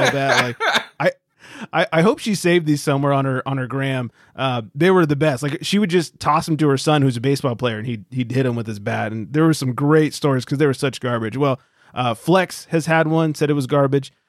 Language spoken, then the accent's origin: English; California, United States; we're all from California